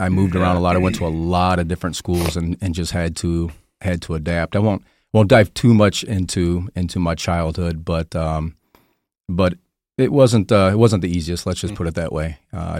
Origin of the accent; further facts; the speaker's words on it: Detroit, Michigan, United States; Was born in Detroit. My mother and my father divorced when I was 2 years old, but grew up most of my childhood in the outskirts of Detroit